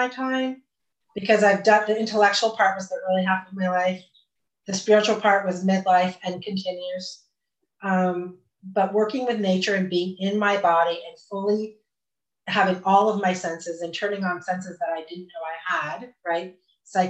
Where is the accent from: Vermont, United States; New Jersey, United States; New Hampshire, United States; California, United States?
Vermont, United States; moved away as an adult; also born or lived in Austin, Texas; I came home to my home state, which I said I would never, ever do, ever. And we found a place in the Green Mountains